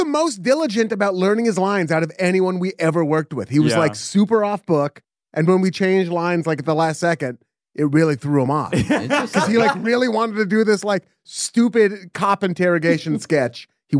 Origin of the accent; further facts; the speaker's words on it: Portland, Oregon, United States; accent: hybrid accent; My dad is from Brooklyn. I'm from Portland, Oregon, and no one there has an accent.